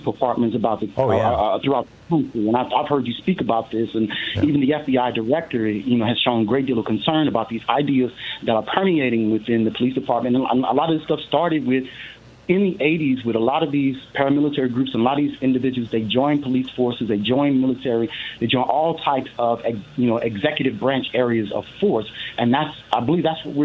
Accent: Missouri, United States; now in Stockton, United States; I grew up in Missouri

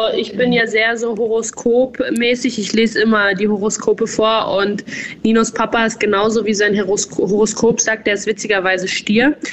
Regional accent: Bavaria, Germany; accent: Bavarian; moved away as an adult; also born or lived in Styria, Austria / Berlin; now in Austria; ich komme ja aus Bayern

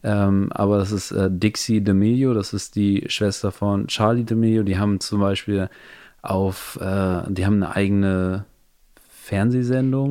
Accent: Hamburg, Germany; moved away as an adult; now in Los Angeles, United States; wir sind ja aus Hamburg, das ist Norddeutschland

